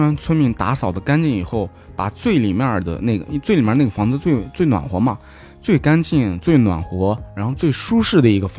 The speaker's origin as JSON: {"language": "Chinese", "region": "Shanxi", "country": "China", "tie": "born or raised there", "moved": "yes", "said": "因为我家是山西的，河对面就是陕北，"}